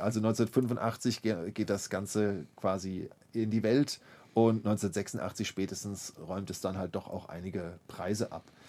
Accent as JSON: {"language": "German", "town": "Mainz", "region": "Rhineland-Palatinate", "country": "Germany", "tie": "born or raised there", "said": "dass ich als ähm, Mainzer Schüler eines, eines jungen Gymnasiums dann äh, ganz brav im Gottesdienst saß, im Hohen Dom zu Mainz"}